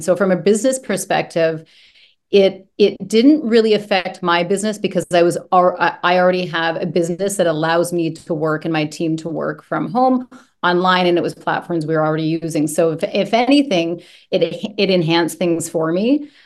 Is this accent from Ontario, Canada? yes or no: yes; Brampton, Ontario, Canada; I grew up just outside of Toronto, Ontario, in a place called Brampton, Ontario